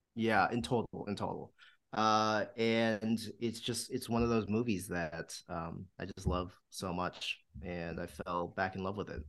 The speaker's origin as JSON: {"language": "English", "town": "Walled Lake", "region": "Michigan", "country": "United States", "tie": "born or raised there", "moved": "yes", "said": "I'm from Walled Lake, Michigan"}